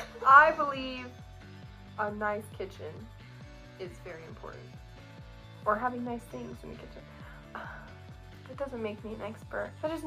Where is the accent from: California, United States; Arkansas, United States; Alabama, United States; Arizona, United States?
Arizona, United States; now in Rexburg, United States; we're originally from Arizona.